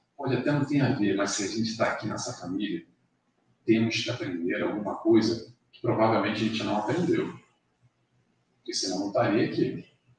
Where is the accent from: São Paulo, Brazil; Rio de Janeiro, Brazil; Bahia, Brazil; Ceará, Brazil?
Rio de Janeiro, Brazil; now in Madeira, Portugal; Eu nasci, passei minha infância a cinco quilômetros daqui, no Grajaú